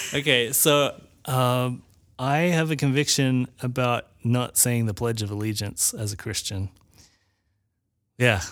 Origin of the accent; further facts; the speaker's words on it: Australia; now in United States; my country that I actually had citizenship